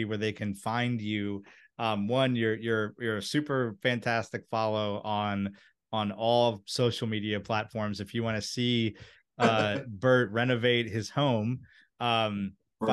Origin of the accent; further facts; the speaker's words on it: Maryland, United States; right in the area that I grew up in, and like where my grandparents owned rental properties that I used to DIY when I was a kid